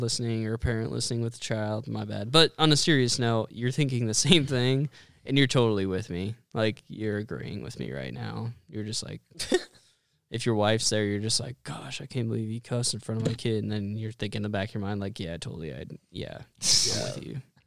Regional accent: Western Nebraska, United States; I grew up in Western Nebraska

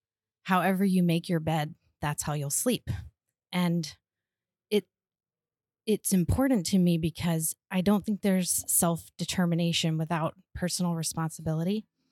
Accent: South Carolina, United States; moved away as an adult; now in Italy; I've lived in Italy for a couple years now. I'm from South Carolina

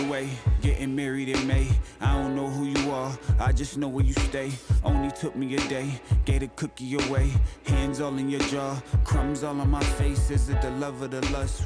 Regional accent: New York, United States; I remember growing up in New York

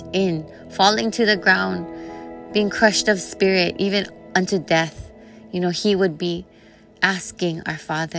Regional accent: Kailua, Hawaii, United States; I'm from Ko'olau Poko, Kailua o Ahu in Hawaii. And it was the Ko'olau Mountains that raised me and the waters of Kailua that bathed and fed me.

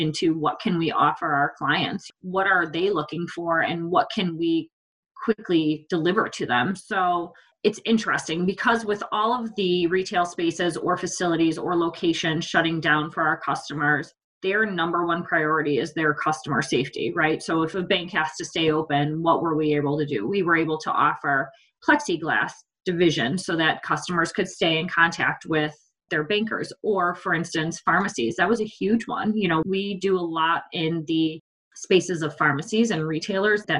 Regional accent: Chicago suburbs, Illinois, United States; also born or lived in London; I grew up in the Chicago suburbs

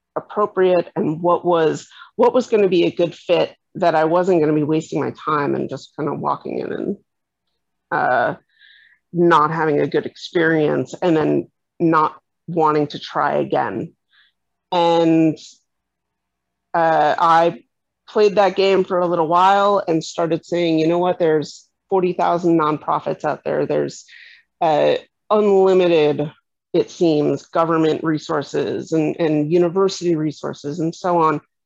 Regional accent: New York City, New York, United States; moved away as an adult; I moved back to my kind of my hometown, uh, my the area where I'd grown up, and I started finding that it was actually much more difficult to reestablish myself and figure out where I fit in and find people who were like me in in of all places New York City

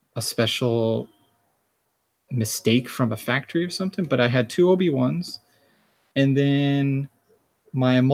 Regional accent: Joliet, Illinois, United States; moved away as an adult; also born or lived in St. Louis; now in Japan; I was born in Joliet, Illinois, and all my parents and all my immediate family are from the northern Illinois area

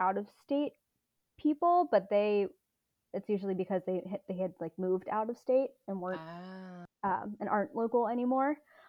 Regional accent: Baltimore County, Maryland, United States; I grew up in Baltimore County.

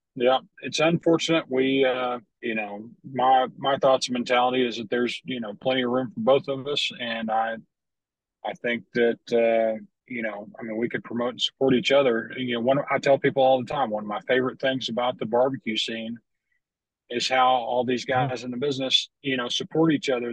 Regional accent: Lubbock, Texas, United States; I grew up in Lubbock, uh, up in West Texas, Panhandle. Lived there for 22 years

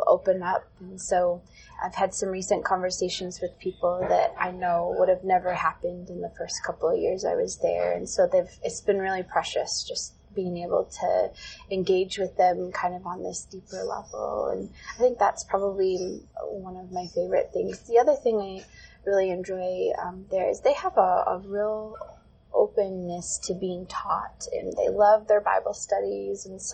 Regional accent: Burton, Michigan, United States; moved away as an adult; I grew up in the suburbs of Flint. I'm originally from the Flint area, Burton

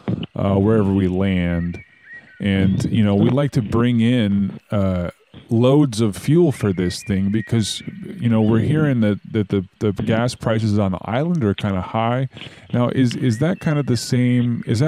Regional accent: Polaris, Idaho, United States; I am from Polaris, Idaho. Out there near Tweedy Mountain.

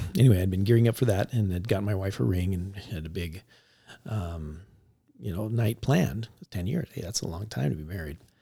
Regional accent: Tempe, Arizona, United States; I grew up in Tempe

